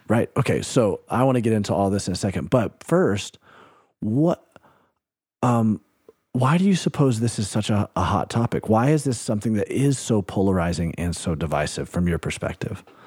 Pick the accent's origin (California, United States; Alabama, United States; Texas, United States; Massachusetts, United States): Alabama, United States; my home state, Alabama, where I grew up